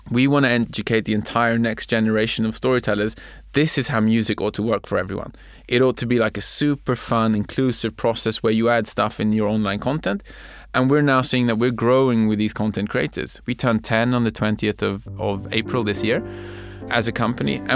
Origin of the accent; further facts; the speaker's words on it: Sweden; English is a second language; we're from Sweden, we want to do music for you guys.